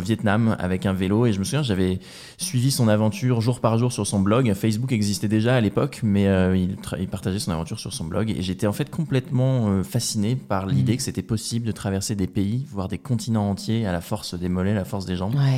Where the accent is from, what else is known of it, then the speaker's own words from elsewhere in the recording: Rouen, Normandy, France; moved away as an adult; also born or lived in England; Je suis de Rouen, euh, en Normandie à l'origine